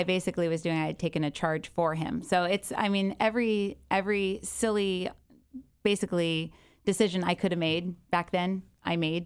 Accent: Encinitas, California, United States; also born or lived in Goleta / Santa Barbara / Del Mar; I was raised in Encinitas. I was born in Santa Barbara.

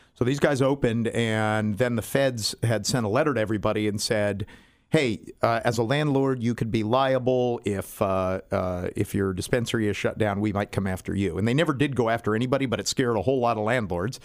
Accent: San Diego, California, United States; I went to school, I grew up in University City, went to, uh, Spreckles Elementary and Stanley Junior High

